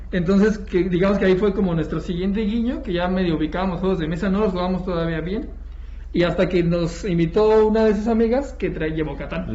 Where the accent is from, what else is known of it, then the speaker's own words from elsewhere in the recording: Ecatepec, State of Mexico, Mexico; Nos queda cerca, somos de Catepec